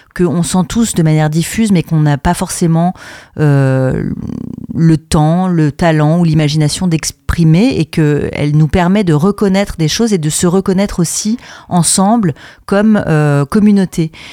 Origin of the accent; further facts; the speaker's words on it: France; moved away as an adult; also born or lived in Brussels, Belgium; je suis française à la base, mais j'ai fait mes études à l'INSAS, qui est une école de théâtre et de cinéma à Bruxelles. Donc j'y suis restée